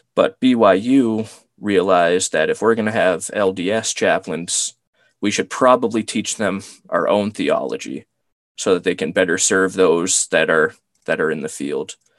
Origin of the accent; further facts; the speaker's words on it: Cape Cod, Massachusetts, United States; I'm from Cape Cod